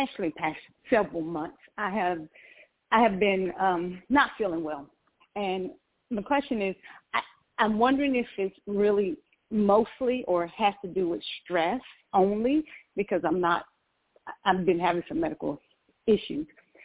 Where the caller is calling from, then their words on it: Georgia, United States; And I'm calling from Georgia.